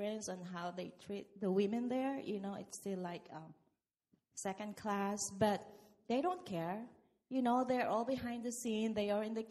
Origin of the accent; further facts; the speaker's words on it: Philippines; now in United States; I came from the Philippines.